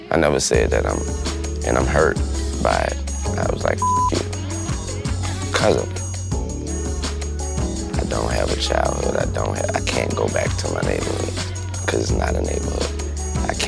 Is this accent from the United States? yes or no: yes; New Orleans, Louisiana, United States; You know, I'm from New Orleans. I'm related to the people that live in those.